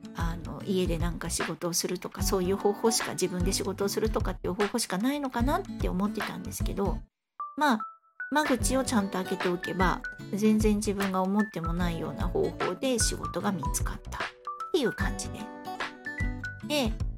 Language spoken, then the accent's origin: Japanese; Fukuoka, Japan; moved away; もともと福岡の出身